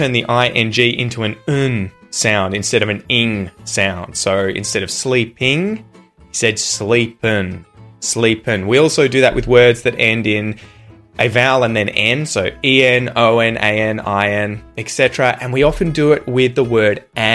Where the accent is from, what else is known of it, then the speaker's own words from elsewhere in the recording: Australia; accent: general Australian; my accent, which is a general Australian accent